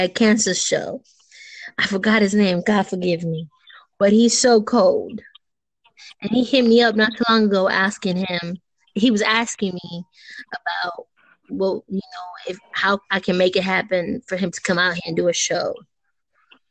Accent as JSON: {"language": "English", "town": "Los Angeles", "region": "California", "country": "United States", "tie": "born or raised there", "said": "Born and raised in East LA."}